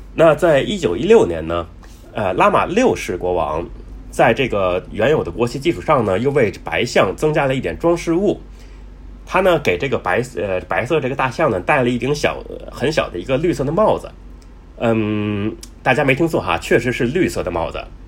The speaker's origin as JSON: {"language": "Chinese", "country": "China", "said": "我们中国人呢，对这个一周七天的称呼呢，比较简单"}